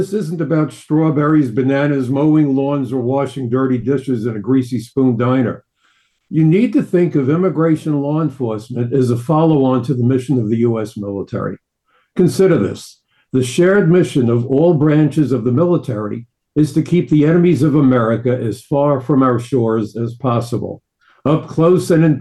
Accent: New York City, New York, United States; I'm a New Yorker

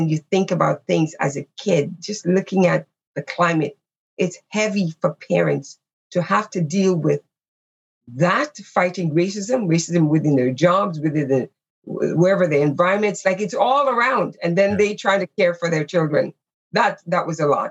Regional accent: Canada; who we are as Canadians

